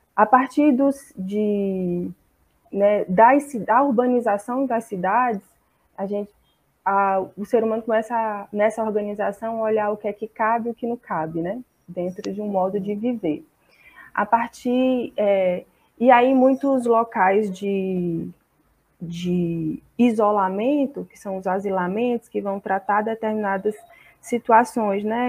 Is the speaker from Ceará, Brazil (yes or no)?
yes; Fortaleza, Ceará, Brazil; sou de Fortaleza, no Ceará